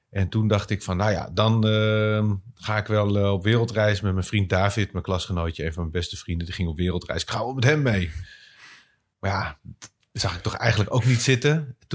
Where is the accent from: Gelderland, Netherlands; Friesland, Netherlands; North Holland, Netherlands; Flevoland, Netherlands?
North Holland, Netherlands; Bussum; moved away as an adult; also born or lived in Kampen; ik kom uit, uit eh, Bussum, ik kom uit het Gooi.